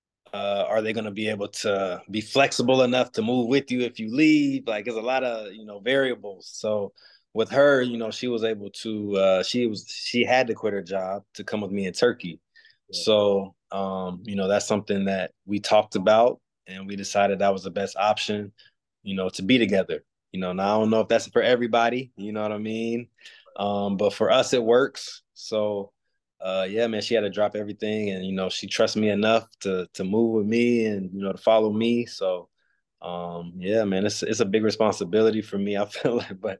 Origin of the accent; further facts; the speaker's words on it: United States; moved away as an adult; me being American, me not speaking French